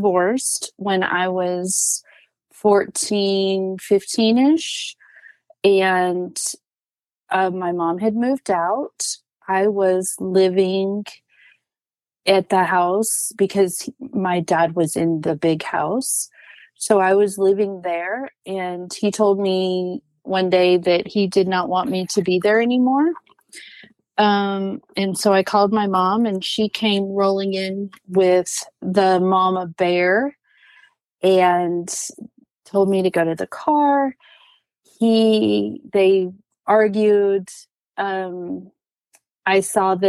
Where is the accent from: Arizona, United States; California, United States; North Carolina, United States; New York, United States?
Arizona, United States; moved away as an adult; now in Alabama, United States; I was born and raised in Arizona